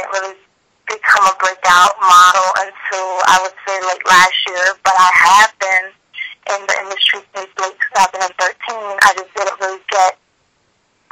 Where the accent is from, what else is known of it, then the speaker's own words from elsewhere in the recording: Paterson, New Jersey, United States; first language English; moved away; I grew up in Paterson